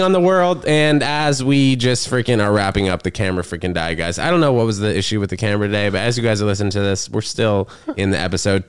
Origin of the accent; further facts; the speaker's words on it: New York City, New York, United States; also born or lived in New Brunswick, New Jersey; born in New Brunswick, lived there for six weeks in New Jersey, and then moved to Manhattan